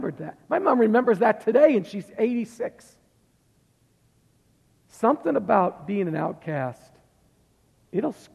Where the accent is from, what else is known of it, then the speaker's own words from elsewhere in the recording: Massachusetts, United States; moved away; I'm from Massachusetts and everybody's Catholic up there